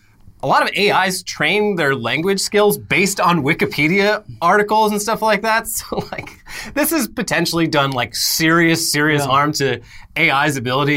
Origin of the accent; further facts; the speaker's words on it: Scotland, United Kingdom; I am Scottish.